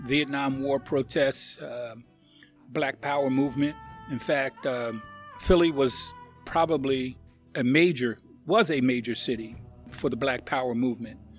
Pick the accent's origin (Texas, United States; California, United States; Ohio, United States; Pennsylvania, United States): Pennsylvania, United States; Philadelphia; now in Louisville, United States; I was born and raised in Philadelphia, Pennsylvania